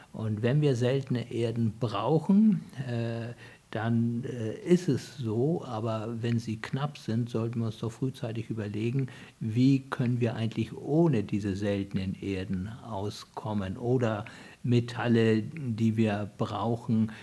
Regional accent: Hamburg, Germany; ich bin ja in Hamburg geboren

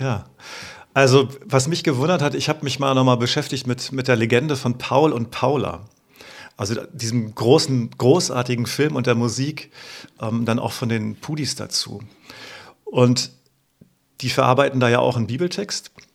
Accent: Uelzen, Lower Saxony, Germany; ich bin ja im Westen groß geworden, also in Uelzen, einer Kleinstadt

